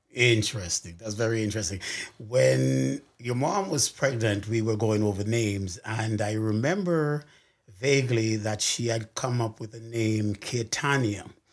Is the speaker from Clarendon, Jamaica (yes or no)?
yes; Clarendon Parish, Jamaica; I'm actually from Jamaica, Parish of Clarendon